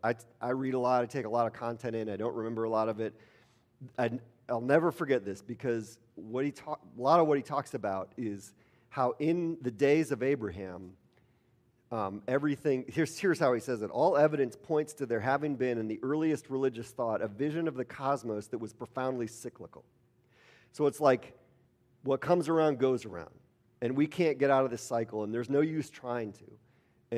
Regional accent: Milwaukee, Wisconsin, United States; I grew up in Milwaukee

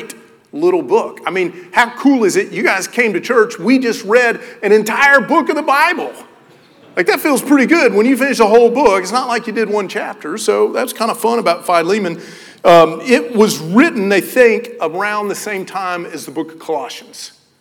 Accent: Knoxville, Tennessee, United States; I grew up in Knoxville, Tennessee.

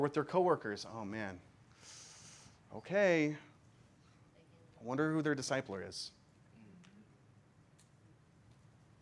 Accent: Kansas, United States; as a young, God-fearing boy growing up in Kansas

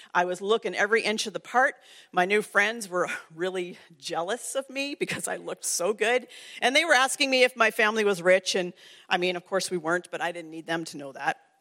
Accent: Ontario, Canada; I grew up in Ontario.

